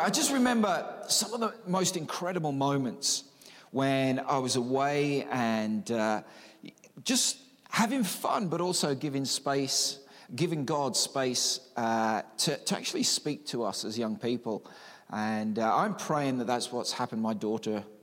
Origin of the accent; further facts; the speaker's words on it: Newfoundland and Labrador, Canada; when I grew up in Newfoundland and Labrador